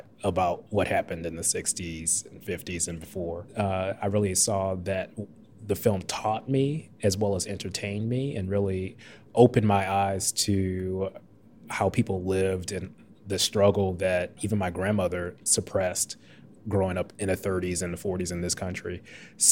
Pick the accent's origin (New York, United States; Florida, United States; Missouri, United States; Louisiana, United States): Missouri, United States; St. Louis; moved away as an adult; also born or lived in Edgewater, Chicago; now in Chicago, United States; I am originally from St. Louis, Missouri.